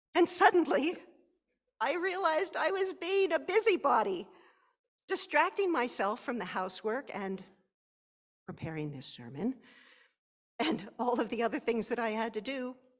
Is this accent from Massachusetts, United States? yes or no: no; Pennsylvania, United States; my home state of Pennsylvania